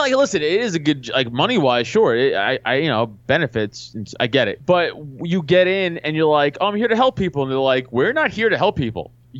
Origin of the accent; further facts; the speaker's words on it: New York City, New York, United States; I'm from Staten Island, and I was doing comedy in Staten Island